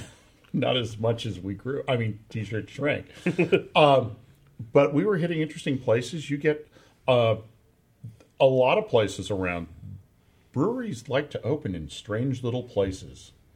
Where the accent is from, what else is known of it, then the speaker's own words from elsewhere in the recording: Guerneville, California, United States; I grew up in Guerneville